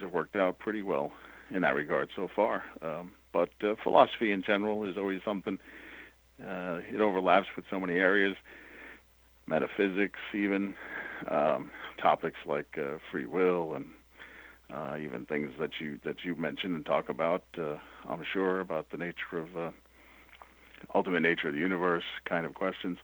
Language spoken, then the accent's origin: English; New York City, New York, United States; moved away as an adult; also born or lived in Syracuse, New York; I grew up in New York City